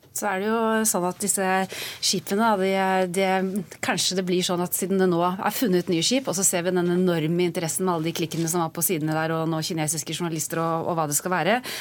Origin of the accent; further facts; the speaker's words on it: Tønsberg, Vestfold, Norway; Jeg selv er født og oppvokst i Tønsberg